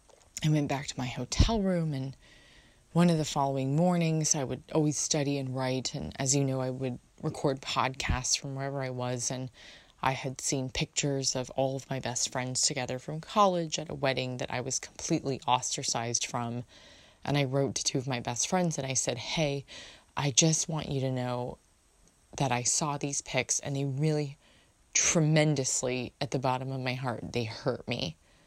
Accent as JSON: {"language": "English", "country": "United States", "said": "but I'm very American to everyone else."}